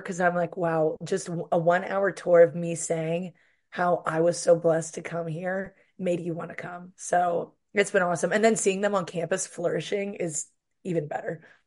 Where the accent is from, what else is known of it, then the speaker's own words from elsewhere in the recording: Pittsburgh, Pennsylvania, United States; moved away as an adult; now in Oxford, Mississippi, United States; I'm from Pittsburgh, Pennsylvania